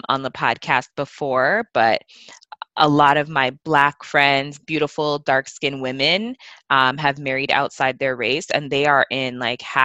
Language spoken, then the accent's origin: English; Toronto, Ontario, Canada; growing up in Toronto